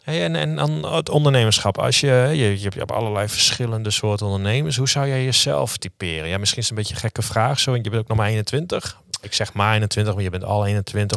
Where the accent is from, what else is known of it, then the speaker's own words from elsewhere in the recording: Leeuwarden, Friesland, Netherlands; also born or lived in Utrecht; ik kom uit Leeuwarden